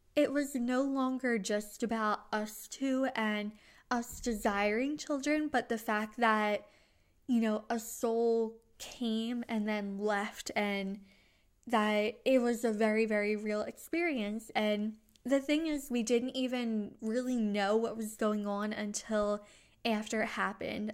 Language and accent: English; New Jersey, United States; I'm from New Jersey.